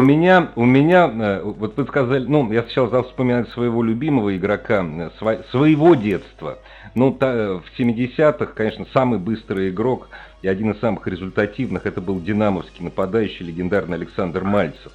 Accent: Moscow, Russia; я ж ну, москвич

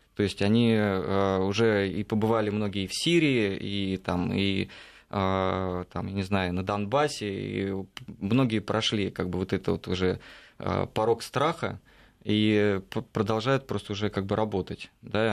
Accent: Russia; ты говоришь, из России

